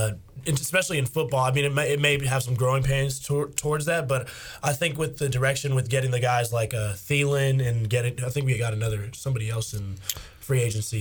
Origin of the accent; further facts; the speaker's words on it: Florida, United States; Because I was born in Florida, and I grew up near Miami.